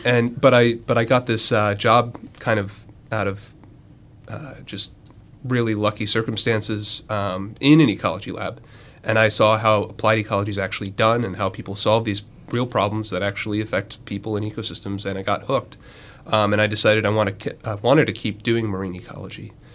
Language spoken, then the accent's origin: English; Western North Carolina, United States; moved away; I'm from uh, Western North Carolina, very far from the ocean